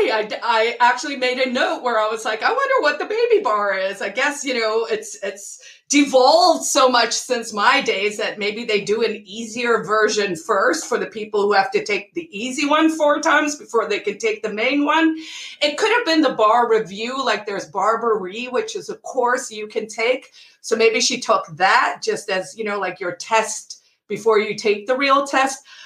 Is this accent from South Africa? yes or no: yes; South Africa; also born or lived in United States / Sweden; yes, I grew up in South Africa. Although I did grow up all over the year, uh, all over the world, because my dad actually was in the Foreign Service. So I did live in the states when I was little, and in Sweden